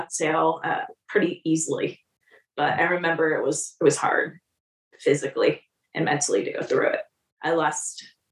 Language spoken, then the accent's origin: English; California, United States; moved away; also born or lived in Des Moines, Iowa; I was a California girl. I grew up in California.